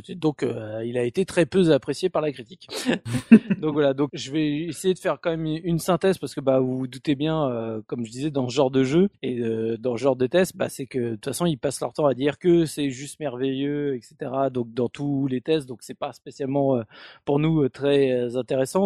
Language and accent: French; France; chez nous en France